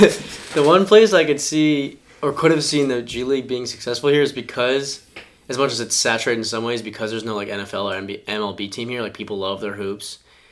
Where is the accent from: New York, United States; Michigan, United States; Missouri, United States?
Michigan, United States; I'm from Michigan.